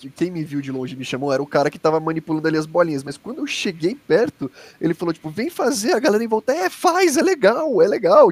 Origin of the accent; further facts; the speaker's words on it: Brazil; eu falava que era do Brasil